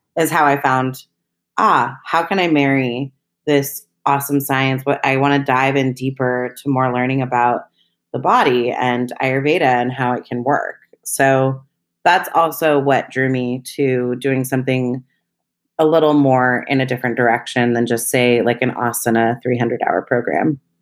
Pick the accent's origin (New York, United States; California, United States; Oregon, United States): California, United States; Berkeley; also born or lived in Los Angeles; I was born and raised in Berkeley, California